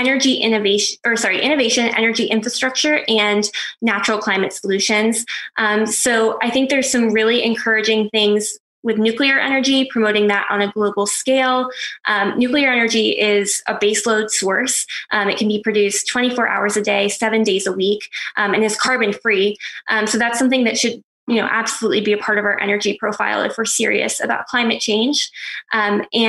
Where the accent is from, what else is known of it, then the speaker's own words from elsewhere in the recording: Pennsylvania, United States; my home state of Pennsylvania